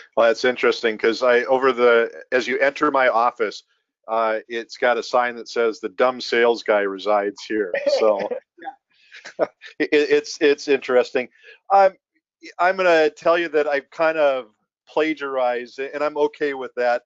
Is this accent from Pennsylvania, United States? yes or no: no; Minnesota, United States; another Minnesotan